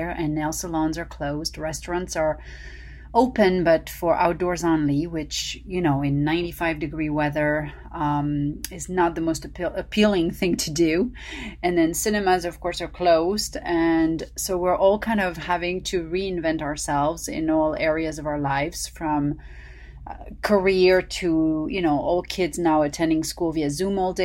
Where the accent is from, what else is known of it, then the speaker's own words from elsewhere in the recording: Paris, Île-de-France, France; now in Los Angeles, United States; the nutritional secrets I learned growing up in Paris